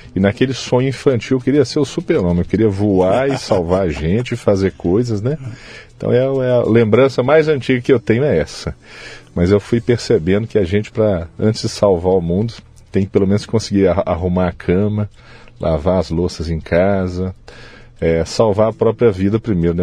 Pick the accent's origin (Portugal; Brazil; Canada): Brazil; Belo Horizonte, Minas Gerais; moved away as an adult; now in Uberaba, Brazil; Eu nasci em Belo Horizonte, Minas Gerais, capital. Sou filho do orgulhoso é, terceiro filho do seu Antônio e Dona Zica, é. lá na periferia de Belo Horizonte, e desde sempre escolas públicas.